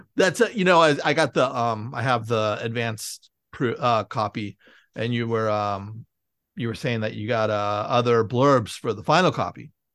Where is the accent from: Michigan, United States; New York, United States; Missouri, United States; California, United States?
California, United States; San Francisco; I'm from San Francisco, and you know, I lived in the suburbs